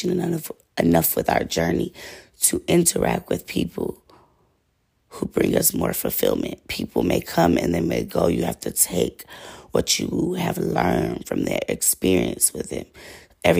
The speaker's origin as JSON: {"language": "English", "region": "Georgia", "country": "United States", "said": "I'm from Georgia. Like, and then it's crazy because I'm not even really from Georgia. I'm first generation Georgian"}